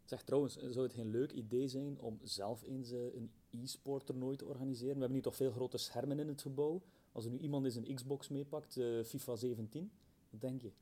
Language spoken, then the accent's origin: Dutch; Belgium; ik kom uit België.